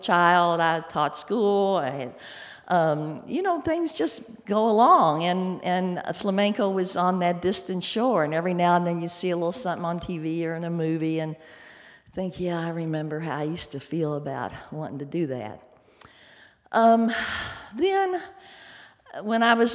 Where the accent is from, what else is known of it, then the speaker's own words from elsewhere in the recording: Louisville, Kentucky, United States; I grew up in Louisville, Kentucky